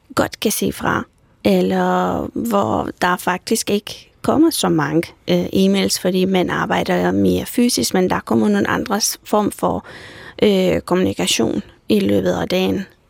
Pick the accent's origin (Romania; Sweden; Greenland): Romania; Danish is a second language; moved away as an adult; now in Denmark; jeg er født i en lille landsby i Rumænien, og jeg er flyttet her til Danmark for tolv år siden